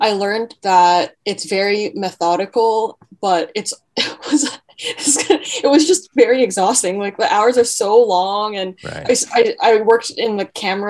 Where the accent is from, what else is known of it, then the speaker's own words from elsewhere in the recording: Mississauga, Ontario, Canada; I grew up in Mississauga in a very suburban area